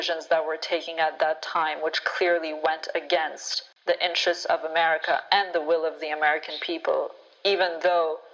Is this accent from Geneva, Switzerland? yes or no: yes; Geneva, Switzerland; my hometown is Geneva here in Switzerland